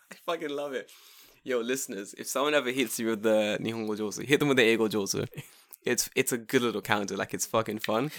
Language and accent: English; London, United Kingdom; now in Japan; I'm English. I'm from London